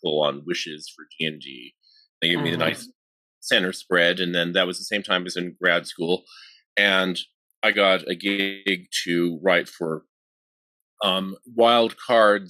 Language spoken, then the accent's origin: English; San Jose, California, United States; moved away as an adult; also born or lived in Santa Cruz, United States / Los Angeles, United States; now in Reno, United States; I'm from San Jose originally, pretty much born and raised in Silicon Valley